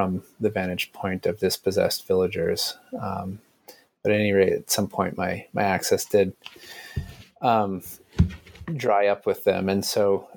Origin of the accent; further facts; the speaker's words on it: United States; being a foreigner and being American